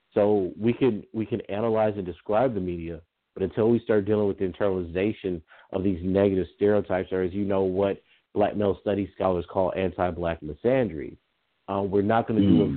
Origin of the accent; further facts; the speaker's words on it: Lake Charles, Louisiana, United States; I was born and reared in the South my whole life